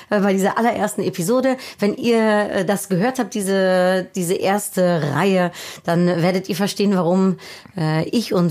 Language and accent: German; Netherlands; born there; Ich bin in den Niederlanden geboren, äh, habe leider diesen wunderschönen holländischen Akzent nicht.